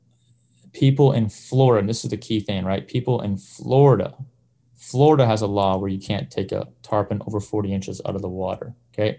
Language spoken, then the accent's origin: English; Windsor, Ontario, Canada; moved away; I grew up in Windsor, Ontario